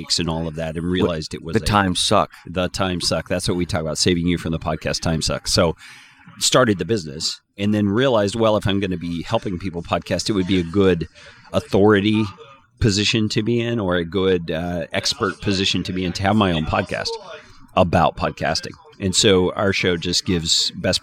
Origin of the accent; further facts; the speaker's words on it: Panhandle area of Texas, United States; moved away; I grew up in the Panhandle area of Texas